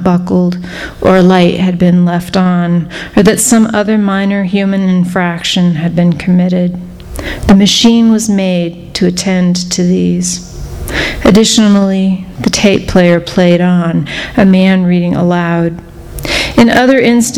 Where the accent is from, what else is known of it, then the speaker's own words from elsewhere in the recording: Wichita, Kansas, United States; moved away; also born or lived in New Mexico / Texas / Colorado; I grew up in Wichita, Kansas